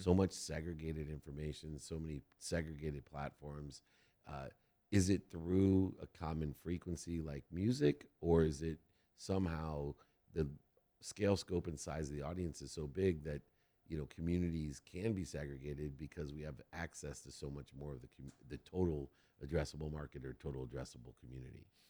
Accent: San Diego, California, United States; I was from San Diego

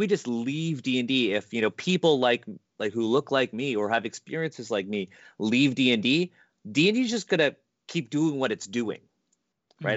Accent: Canada; I was born in Canada

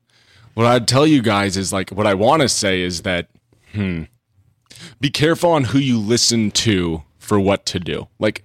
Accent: Los Angeles, California, United States; I'm from LA. I'm from right here.

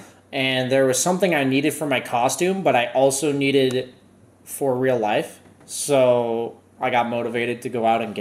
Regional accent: Arizona, United States; I grew up in Arizona

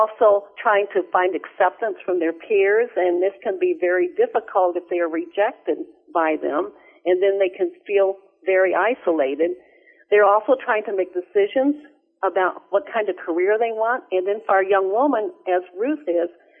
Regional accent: Missouri, United States; I grew up in Missouri.

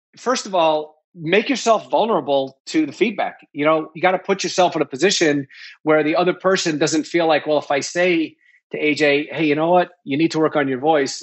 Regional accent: New York, United States; also born or lived in Nashville, Tennessee; I grew up in New York

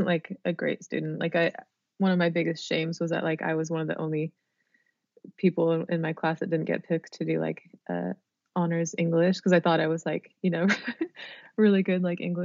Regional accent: Sacramento, California, United States; when I was growing up in Sacramento

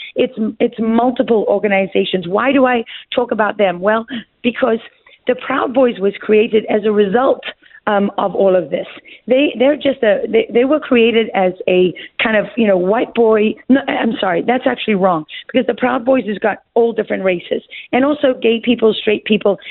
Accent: Durban, KwaZulu-Natal, South Africa; moved away as an adult; That's where I'm from. I was born in Mother's Hospital and raised there.

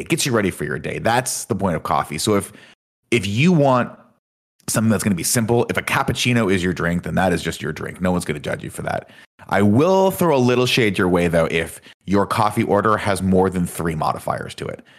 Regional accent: Southern California, United States; I'm from Southern California

